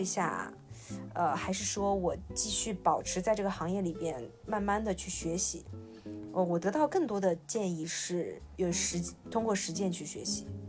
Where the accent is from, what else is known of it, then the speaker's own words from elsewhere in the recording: Shanghai, China; 我是上海人